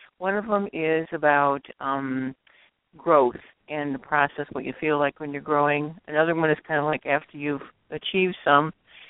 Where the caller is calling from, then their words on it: Illinois, United States; West of Chicago, western suburbs.